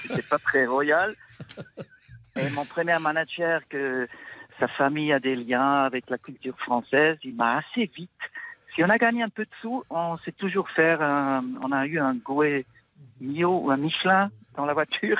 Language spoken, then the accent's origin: French; Switzerland; je viens de la Suisse